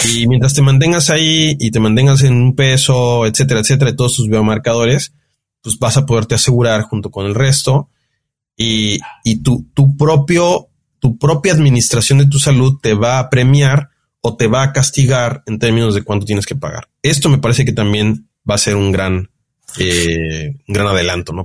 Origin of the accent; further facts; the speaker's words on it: Mexico; como mexicano, como latino